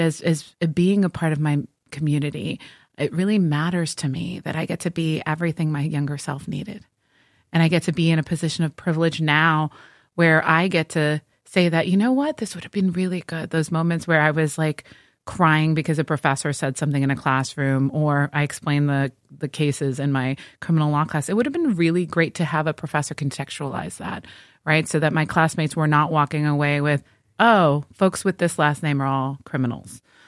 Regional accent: Miami, Florida, United States; also born or lived in Puerto Rico; I was born in Puerto Rico, Um, and we moved to Miami when I was two

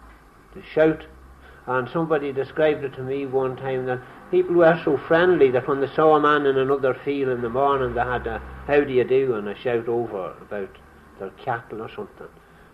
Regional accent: Derrylin, Northern Ireland, United Kingdom; I said I come from Derry Lynn. They thought I was slower.

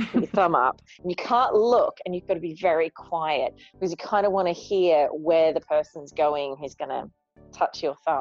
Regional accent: Australia; I'm Australian

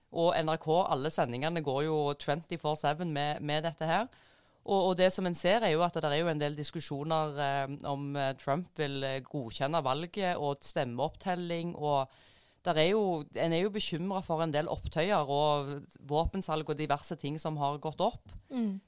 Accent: Jæren, Rogaland, Norway; moved away; Og så kom jeg meg ut ifra Jæren

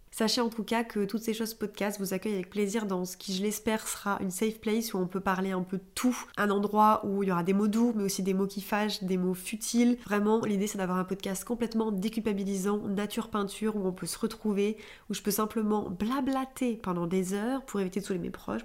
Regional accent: Clermont-Ferrand, Auvergne-Rhône-Alpes, France; moved away as an adult; now in Paris, France; j'ai grandi euh, à Clermont-Ferrand et j'ai déménagé à Paris il y a euh, environ euh, deux ans et demi

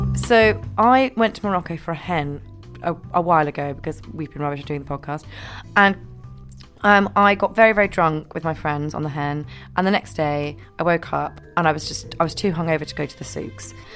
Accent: Scotland, United Kingdom; I'm from Scotland

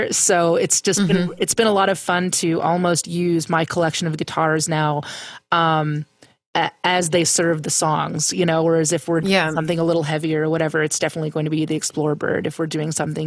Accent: Pennsylvania, United States; growing up in Pennsylvania

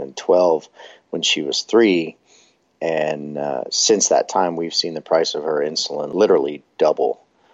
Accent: Texas, United States; also born or lived in northeastern New Mexico / Oklahoma; now in Oklahoma City, United States; I'm originally from Texas and went to high school in northeastern New Mexico and have called Oklahoma home for nearly 10 years now.

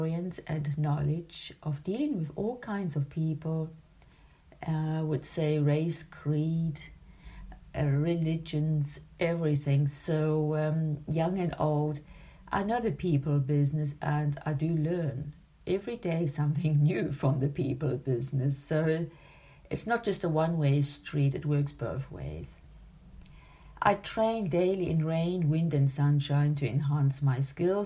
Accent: Durban, KwaZulu-Natal, South Africa; also born or lived in Zimbabwe; now in Germany; I was born in 1961 in Durban, South Africa. And my childhood and adolescence were shaped by the wilderness of the Indian coast

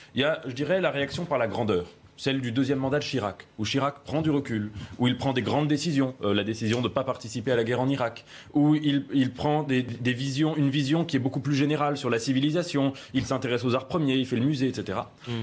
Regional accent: France; en tant que Français et en tant qu'Européens

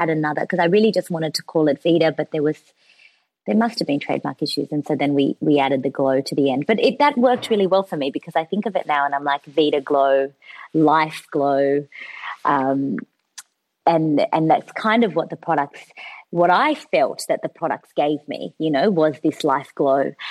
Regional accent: Australia; also born or lived in São Paulo, Brazil; I moved to Australia in 1994, and I was six years old. It was September 1994, just after my sixth birthday. So. I'm I kind of feel like I'm Brazilian by heart, but I don't have. Uh, I, I, didn't go to school there. I came here. I started kindergarten in Australia

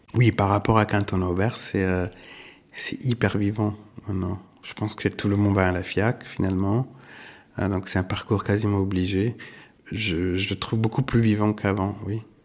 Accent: Italy; also born or lived in New York, United States; now in Paris, France; je suis italien

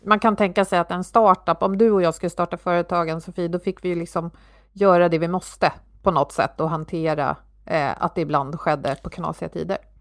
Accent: Sweden

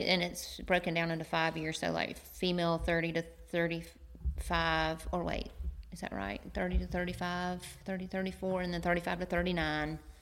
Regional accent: Macon, Georgia, United States; also born or lived in Athens, Georgia; I'm from Macon, Georgia

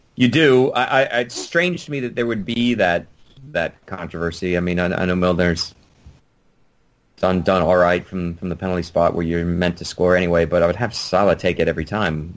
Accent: United States; as an American

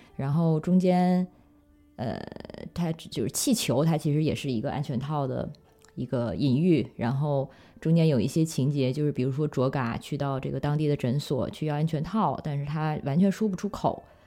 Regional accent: China; moved away; 作为中国人的身份和，因为在，在国外生活了十几年

